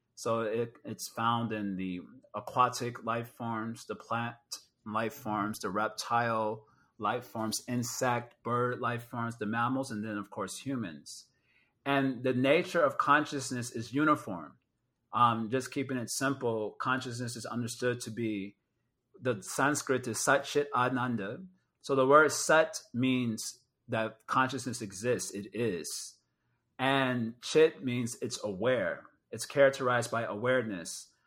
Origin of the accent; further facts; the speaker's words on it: Chicago, Illinois, United States; I'm from Chicago